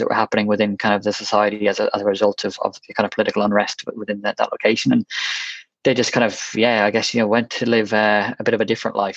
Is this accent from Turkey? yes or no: no; Westmeath, Leinster, Ireland; also born or lived in Galway; I'm originally from Westmeath in Ireland.